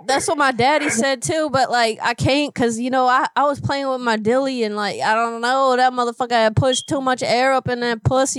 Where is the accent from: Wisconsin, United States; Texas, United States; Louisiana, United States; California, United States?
Louisiana, United States; New Orleans; I was born in New Orleans